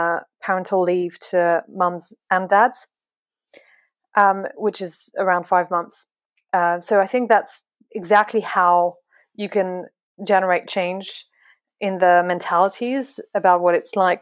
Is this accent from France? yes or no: yes; France; English is a second language; now in London, United Kingdom; I'm French